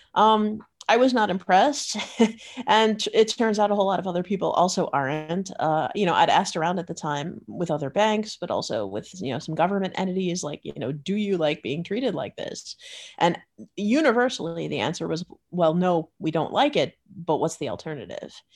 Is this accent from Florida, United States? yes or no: yes; Florida, United States; moved away as an adult; now in Netherlands; I grew up in Florida